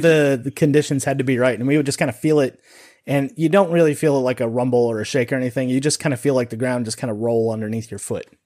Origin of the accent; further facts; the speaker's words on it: Sun Valley, Nevada, United States; growing up in Nevada